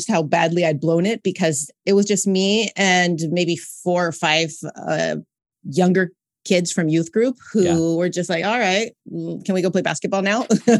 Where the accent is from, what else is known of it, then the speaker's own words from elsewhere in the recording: California, United States; now in Montreal, Canada; So I'm originally from Southern California, but I'm currently residing in Montreal, Quebec, Canada.